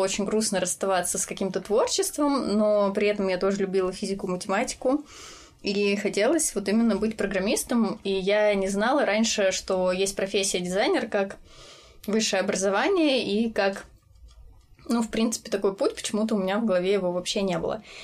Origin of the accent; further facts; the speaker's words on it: Voronezh Oblast, Russia; moved away as an adult; now in Ryazan, Russia; я из Воронежской области, и э, сейчас я живу в Рязани